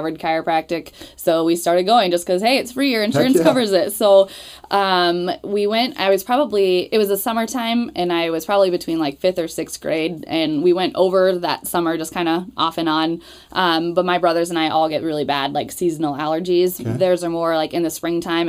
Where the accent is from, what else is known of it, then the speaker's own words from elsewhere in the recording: Newton, Iowa, United States; moved away as an adult; also born or lived in Atlanta; I grew up in Newton, Iowa.